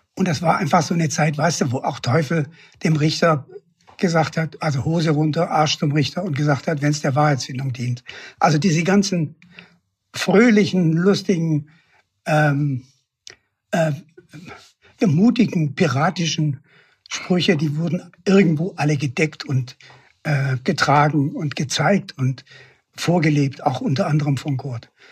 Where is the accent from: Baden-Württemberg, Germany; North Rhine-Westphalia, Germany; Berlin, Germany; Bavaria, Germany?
Baden-Württemberg, Germany; Stuttgart; moved away; also born or lived in Wuppertal; Wir sind aufgewachsen in den Ziegelsteinbergen von Stuttgart, also in den Trümmern